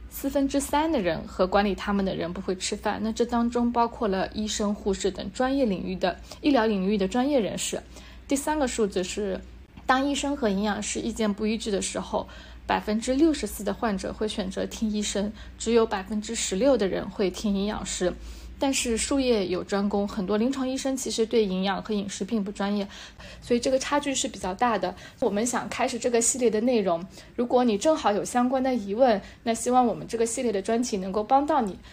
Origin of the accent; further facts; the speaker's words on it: Hangzhou, Zhejiang, China; 我们这边就是我们在杭州地区